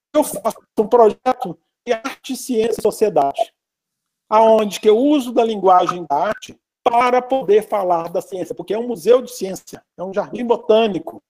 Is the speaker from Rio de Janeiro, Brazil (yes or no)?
no; Belo Horizonte, Minas Gerais, Brazil; also born or lived in Curvelo; Eu sou natural de Curvelo, né? eu nasci em Curvelo, ah. em Curvelo, é Belo Horizonte, e aqui fiquei residente desde criança